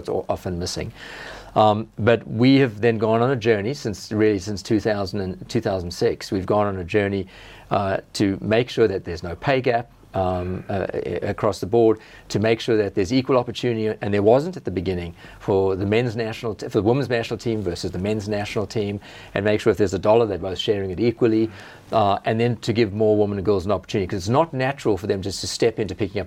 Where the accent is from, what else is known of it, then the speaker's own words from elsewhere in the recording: South Africa; now in Australia; I have family back in South Africa.